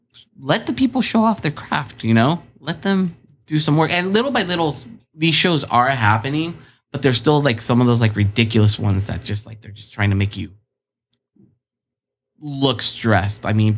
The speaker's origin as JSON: {"language": "English", "town": "Chula Vista", "region": "California", "country": "United States", "tie": "born or raised there", "also_born_or_lived": "Tijuana, Mexico"}